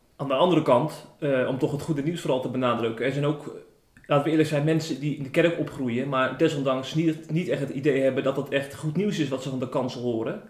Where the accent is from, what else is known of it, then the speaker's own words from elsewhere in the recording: Tholen, Zeeland, Netherlands; moved away; Ik, ik kom eh, oorspronkelijk uit Zeeland. Ik ben opgegroeid op Tolen.